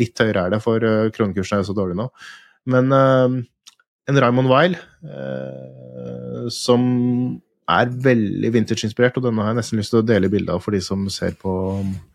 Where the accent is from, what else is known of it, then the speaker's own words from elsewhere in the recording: Fredrikstad, Østfold, Norway; jeg er fra Fredrikstad